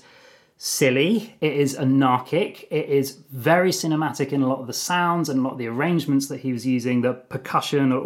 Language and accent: English; Brighton, South East England, United Kingdom; moved away as an adult; also born or lived in London; you're maybe about 6 years old, you're growing up in Brighton in Sussex